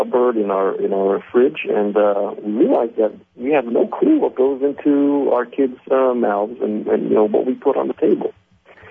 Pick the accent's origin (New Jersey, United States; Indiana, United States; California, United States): New Jersey, United States; also born or lived in Israel; I was actually born in Israel, raised in New Jersey, so I'm half American, half Israeli